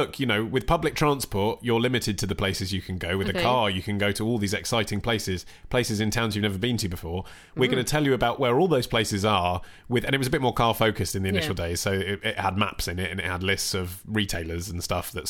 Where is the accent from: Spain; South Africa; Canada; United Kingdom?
United Kingdom; England; because I'm English.